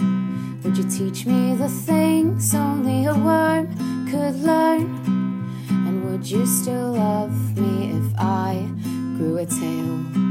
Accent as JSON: {"language": "English", "country": "South Africa", "said": "I'm from South Africa"}